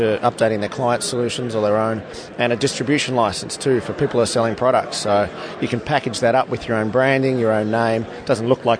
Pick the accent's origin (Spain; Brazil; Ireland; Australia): Australia; Melbourne, Victoria; we're from Melbourne, Australia.